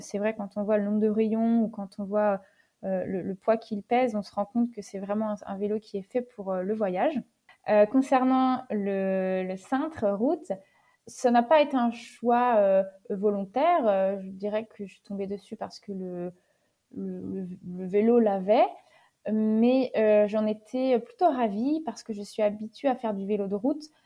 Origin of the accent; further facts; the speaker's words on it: Niort, Nouvelle-Aquitaine, France; je suis originaire euh, de Niort, dans les Deux-Sèvres, à proximité de La Rochelle